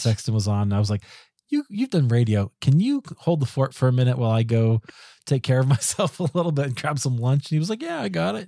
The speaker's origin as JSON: {"language": "English", "region": "Iowa", "country": "United States", "tie": "born or raised there", "moved": "yes", "lives_now": "Colorado, United States", "said": "I grew up in Iowa"}